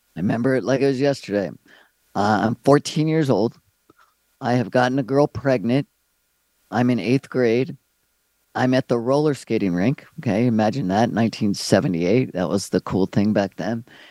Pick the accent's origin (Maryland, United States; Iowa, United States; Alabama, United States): Maryland, United States; moved away as an adult; also born or lived in California; I'm from Maryland